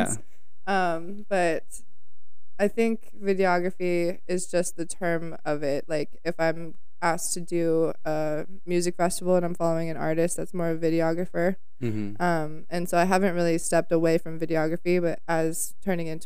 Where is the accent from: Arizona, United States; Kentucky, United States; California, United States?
Arizona, United States; Well, I grew up out in Arizona. I grew up in the desert